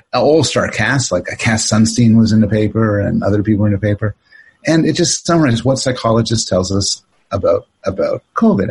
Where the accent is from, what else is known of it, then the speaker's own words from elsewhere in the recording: Canada; also born or lived in Toronto; now in United States; born in born in Canada, but uh, uh, my mom was from the states, and I live in the states